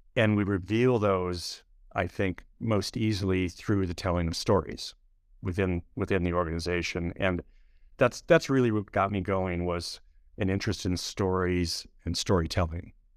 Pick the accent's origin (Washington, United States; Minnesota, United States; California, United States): Minnesota, United States; moved away as an adult; now in New York City, United States; I grew up in a, a large family in a small town in, uh, Minnesota